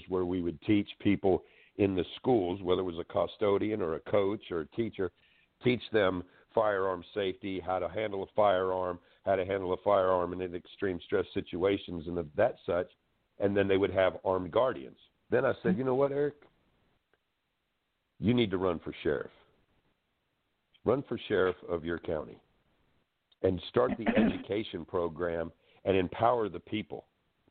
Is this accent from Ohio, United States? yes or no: no; Florida, United States; also born or lived in Washington; I grew up in Florida most of my life